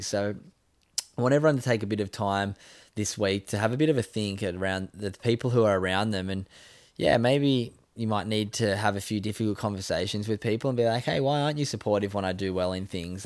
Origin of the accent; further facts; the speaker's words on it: Sydney, New South Wales, Australia; moved away; growing up where I grew up in Sydney's northern beaches